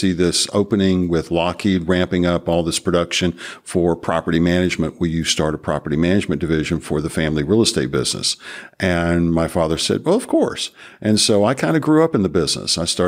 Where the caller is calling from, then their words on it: Marietta, Georgia, United States; I'm coming from Marietta, Georgia, which is 20 miles northwest of Atlanta.